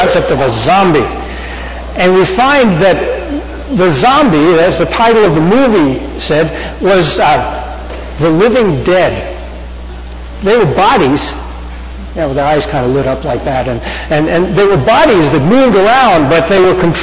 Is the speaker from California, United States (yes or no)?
no; Hicksville, New York, United States; my hometown of Hicksville, New York